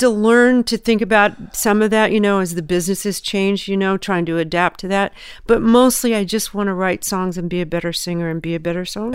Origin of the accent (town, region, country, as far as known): Southern California, United States; born or raised there; also born or lived in Memphis, Tennessee